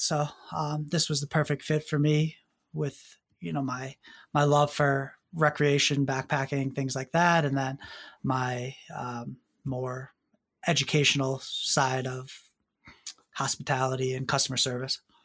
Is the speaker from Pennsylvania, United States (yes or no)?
yes; northeastern Pennsylvania, United States; moved away; also born or lived in Philadelphia; I'm originally from Pennsylvania. I um, went to college in Philadelphia, but I grew up in northeastern PA